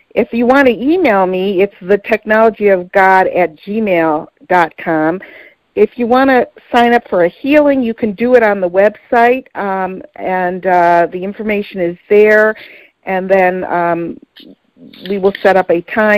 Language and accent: English; Detroit, Michigan, United States; accent: Detroit; my Detroit accent